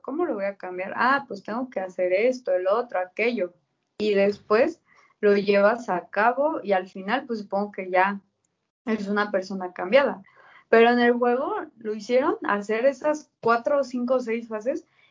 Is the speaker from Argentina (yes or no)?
no; Mexico; yo viviendo en México